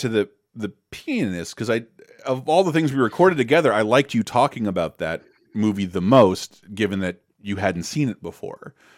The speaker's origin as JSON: {"language": "English", "region": "North Florida", "country": "United States", "tie": "born or raised there", "said": "I'm from North Florida, which is different from Orlando, Florida, and Miami, Florida"}